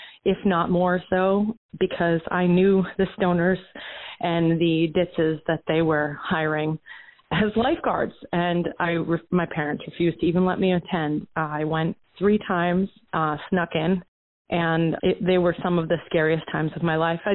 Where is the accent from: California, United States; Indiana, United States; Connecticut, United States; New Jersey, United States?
New Jersey, United States; Vernon; I, as someone who grew up in Vernon, New Jersey during the 90s